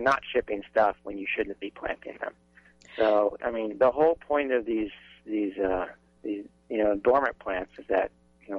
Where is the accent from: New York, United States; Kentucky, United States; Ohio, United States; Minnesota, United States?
Minnesota, United States; now in Lincoln, Nebraska, United States; I grew up in Minnesota